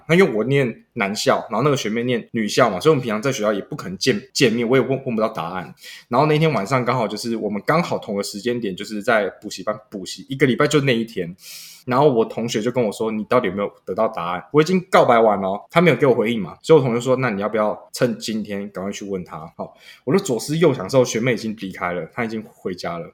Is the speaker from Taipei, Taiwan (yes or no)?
no; Keelung, Taiwan; 我本身是基隆人